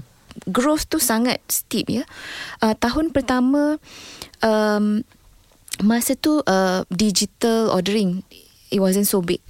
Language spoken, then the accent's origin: Malay; Melaka, Malacca, Malaysia; also born or lived in Muar, Johor / United Kingdom; saya ni orang Melaka.